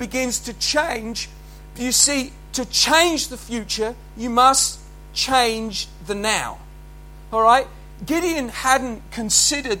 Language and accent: English; Haywards Heath, South East England, United Kingdom; I was born in Haywards Heath, and I'd come back to work there with my uncles